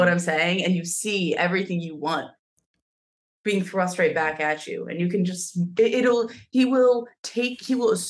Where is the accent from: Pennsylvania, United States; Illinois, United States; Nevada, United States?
Pennsylvania, United States; I'm from Pennsylvania